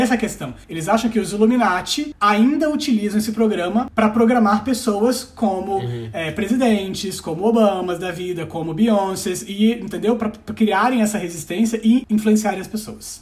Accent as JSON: {"language": "Portuguese", "region": "Espírito Santo", "country": "Brazil", "also_born_or_lived": "Varginha, Minas Gerais", "said": "eu sou capixaba e a gente é um povo muito desconfiado"}